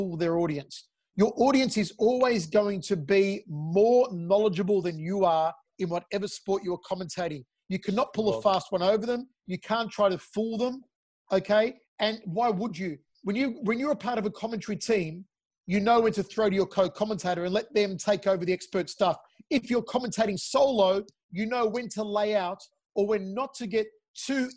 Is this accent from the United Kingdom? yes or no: no; Australia; I'm an Australian-Italian